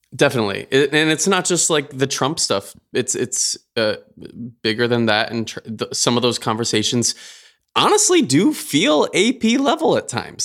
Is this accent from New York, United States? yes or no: no; Michigan, United States; moved away; one of our good friends, Tessa Kanene, um, who we grew up with back in Michigan